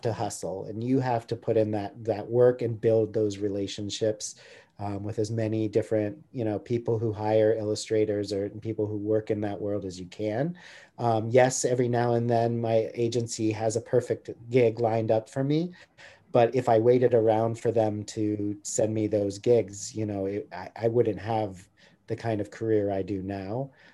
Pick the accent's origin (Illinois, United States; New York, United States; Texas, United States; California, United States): California, United States; near San Francisco; now in Santa Barbara, United States; I grew up near San Francisco and my dad used to take me um, into Chinatown